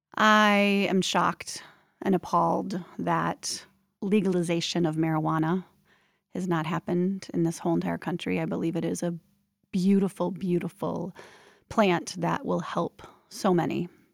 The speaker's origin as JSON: {"language": "English", "town": "Minneapolis", "region": "Minnesota", "country": "United States", "tie": "born or raised there", "also_born_or_lived": "Portland, Oregon", "moved": "yes", "lives_now": "Minneapolis, United States", "said": "nineteen seventy-five, I was born in Minneapolis, Minnesota"}